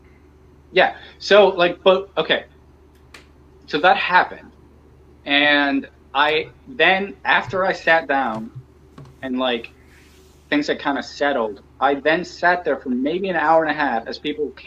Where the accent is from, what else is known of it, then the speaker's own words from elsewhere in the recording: Pittsburgh, Pennsylvania, United States; moved away; I am kind of proud about being from Pittsburgh. I like telling people I'm from Pittsburgh.